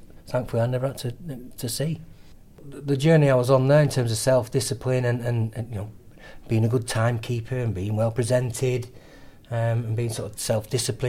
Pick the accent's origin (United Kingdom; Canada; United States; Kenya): United Kingdom; Lancaster, North West England; I'm from Lancaster.